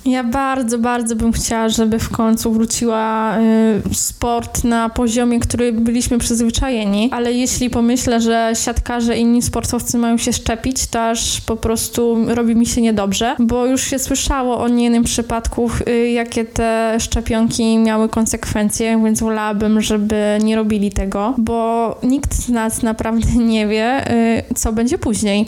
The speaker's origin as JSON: {"language": "Polish", "town": "Rzeszów", "region": "Subcarpathian Voivodeship", "country": "Poland", "moved": "as an adult", "lives_now": "Wrocław, Poland", "said": "pochodzę również z Rzeszowa, ale od prawie czterech lat mieszkam we Wrocławiu"}